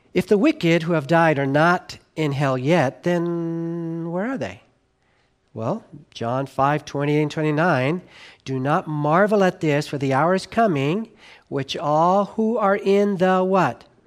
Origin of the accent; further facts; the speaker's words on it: Southern California, United States; when I was, uh, growing up in Southern California